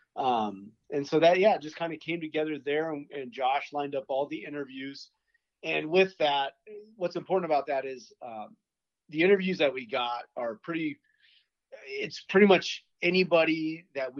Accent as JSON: {"language": "English", "town": "Loveland", "region": "Colorado", "country": "United States", "tie": "born or raised there", "said": "I grew up in Loveland, Colorado, and my football coach was Tony Davis"}